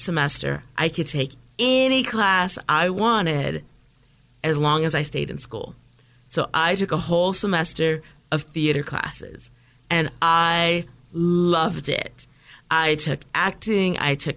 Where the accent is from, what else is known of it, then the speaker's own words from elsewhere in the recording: Toledo, Ohio, United States; I grew up in Midwest, in a small town, Toledo, Ohio.